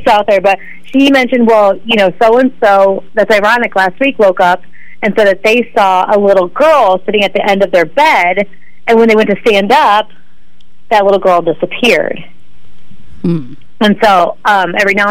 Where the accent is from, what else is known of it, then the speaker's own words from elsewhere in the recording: Bartonville, Illinois, United States; I grew up in Bartonville for most of my life